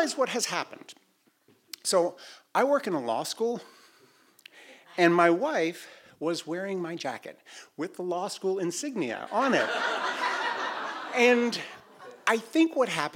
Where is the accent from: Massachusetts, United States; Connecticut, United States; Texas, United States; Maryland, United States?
Massachusetts, United States; Boston; I'm a you know middle class white guy from Boston